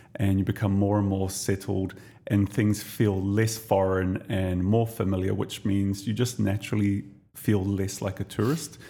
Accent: New Zealand; now in Dubai, United Arab Emirates; I'm Kiwi

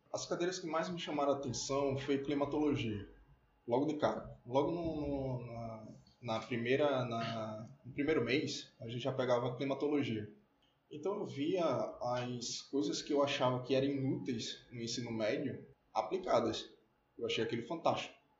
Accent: Maceió, Alagoas, Brazil; eu sou alagoano, nasci em Maceió

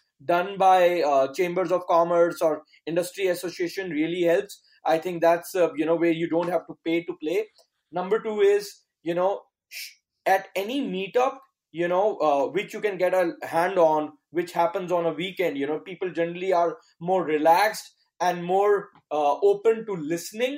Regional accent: New Delhi, Delhi, India; also born or lived in United States; I'm from New Delhi, India.

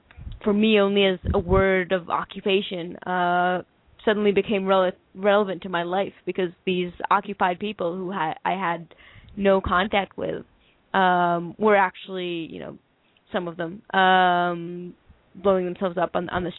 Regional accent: Jerusalem, Jerusalem District, Israel; When I was about 13 and growing up in West Jerusalem

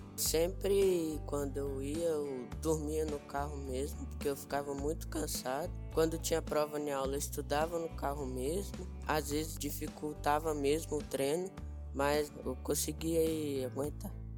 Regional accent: Ouro Preto, Minas Gerais, Brazil; eu sou daqui de Ouro Preto mesmo, nasci em Ouro Preto

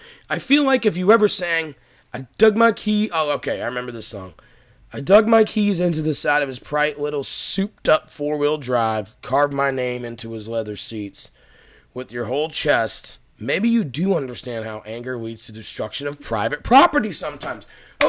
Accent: Massachusetts, United States; now in Atlanta, United States; I'm from Massachusetts.

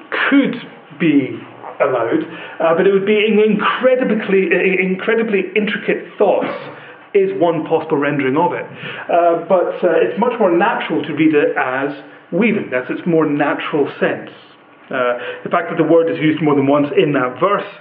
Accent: Western Isles, Scotland, United Kingdom; I come from the Western Isles. When I was a wee boy, I got to go into the shed and see the weaver at work making Harris tweed.

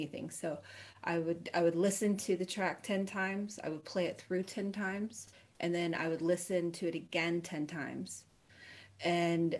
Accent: Dallas, Texas, United States; I'm from Dallas

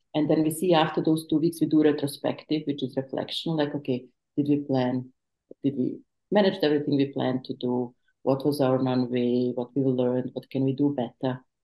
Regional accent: Bosnia & Herzegovina; moved away; I was refugee from the Bosnian War

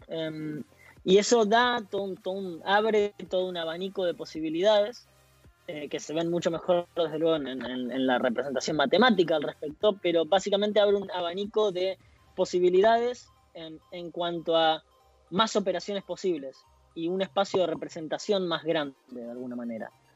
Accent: Esperanza, Santa Fe, Argentina; now in Delft, Netherlands; soy de Esperanza, es una ciudad en Santa Fe

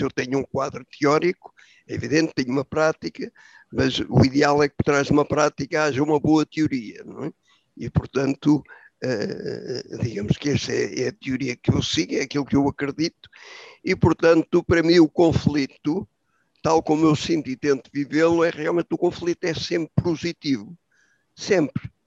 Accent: Portugal; como portugueses

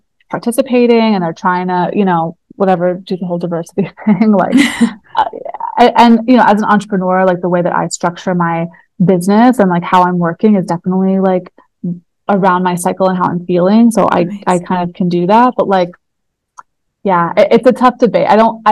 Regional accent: New Jersey, United States; moved away; also born or lived in New York; I grew up on the East Coast in New Jersey and then moved to New York

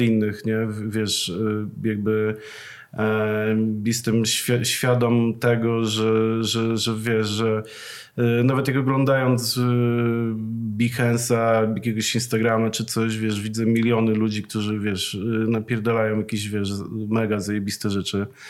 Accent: Przasnysz, Masovian Voivodeship, Poland; ja pochodzę z miasteczka takiego, e, małego, e, nazywa się Przasnysz

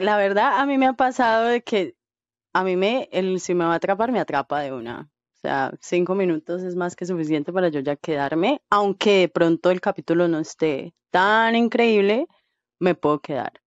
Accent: Colombia; yo soy de Colombia

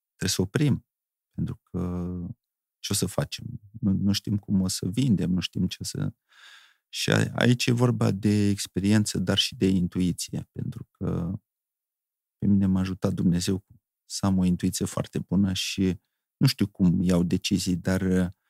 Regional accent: Bahmut, Călărași District, Moldova; eu am locuit în Bahmut, este o localitate extraordinară

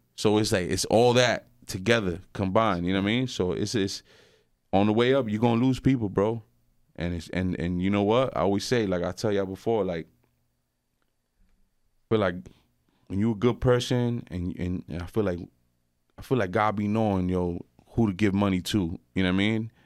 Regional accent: West New York, New Jersey, United States; I grew up in West New York, and, uh, I grew up there my whole life

